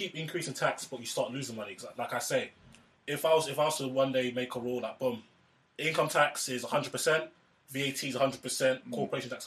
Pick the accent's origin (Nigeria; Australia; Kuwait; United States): Nigeria; now in United Kingdom; as a Nigerian